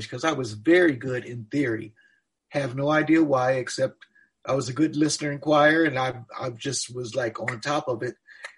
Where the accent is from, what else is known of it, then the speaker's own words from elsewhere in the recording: Cleveland, Ohio, United States; moved away as an adult; also born or lived in Knoxville; I grew up in Cleveland.